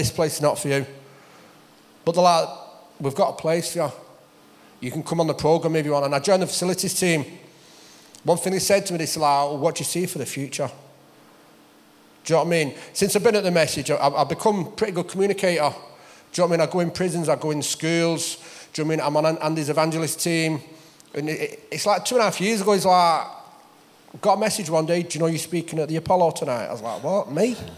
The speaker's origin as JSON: {"language": "English", "town": "Wigan", "region": "North West England", "country": "United Kingdom", "tie": "born or raised there", "said": "I grew up in Wigan, single parents"}